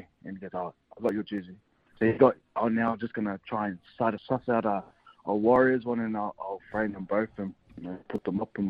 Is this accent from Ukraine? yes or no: no; Queensland, Australia; But I'm a pro Queenslander. I'm a Queenslander.